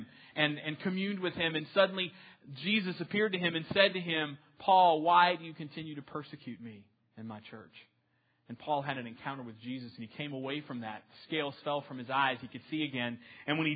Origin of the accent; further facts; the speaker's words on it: New Orleans, Louisiana, United States; now in Texas, United States; I'm originally from New Orleans